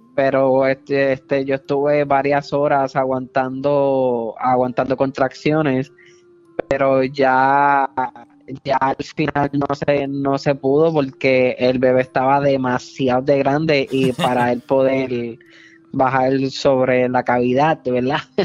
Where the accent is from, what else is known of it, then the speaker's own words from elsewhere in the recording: Puerto Rico; yo soy puertorriqueño